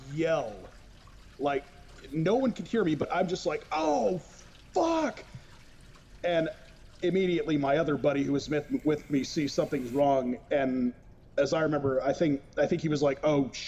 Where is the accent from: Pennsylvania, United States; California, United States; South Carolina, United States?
California, United States; Modesto; now in Coos Bay, United States; in my hometown of Modesto, California